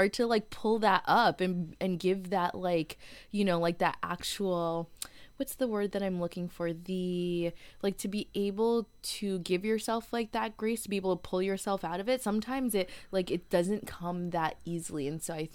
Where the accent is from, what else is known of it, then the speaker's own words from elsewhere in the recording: Connecticut, United States; moved away as an adult; also born or lived in Washington, District of Columbia, United States / Seattle; I'm from Connecticut originally, and, like, I'd always, like, I left home, I think, like, not fairly quickly, but I left Connecticut, like, right after college